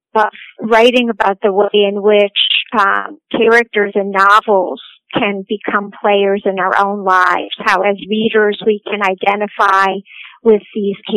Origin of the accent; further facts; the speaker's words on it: Cleveland, Ohio, United States; I am an Ohioan. I was born and raised in Cleveland, Ohio.